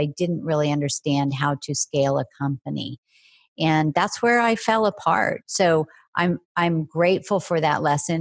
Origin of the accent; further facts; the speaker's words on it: Oklahoma, United States; I grew up in the Midwest in Oklahoma